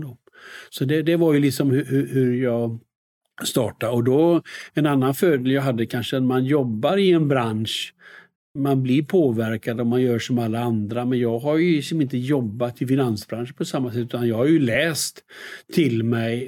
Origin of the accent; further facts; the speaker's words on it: Västergötland, Västra Götaland, Sweden; moved away as an adult; also born or lived in United States; när jag kommer från eh, Västergötland och då säger vi lite räcker, mycket går åt.